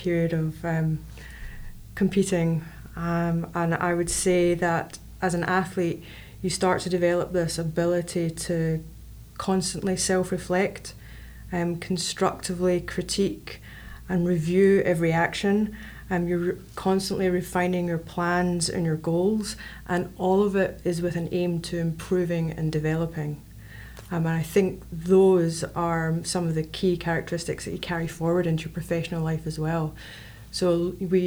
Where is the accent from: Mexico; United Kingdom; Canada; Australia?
United Kingdom; Glasgow, Scotland; moved away as an adult; now in Lancaster, United States; I'm from Glasgow, Scotland